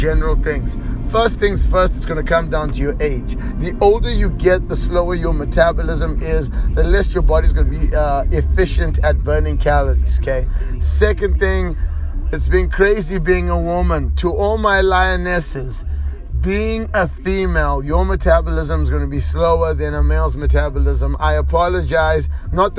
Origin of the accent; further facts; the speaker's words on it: Zimbabwe; I am from Zimbabwe